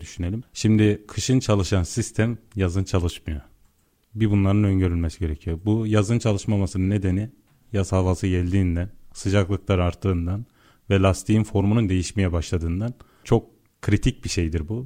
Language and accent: Turkish; Yozgat Province, Turkey; ben Yozgatlıyım.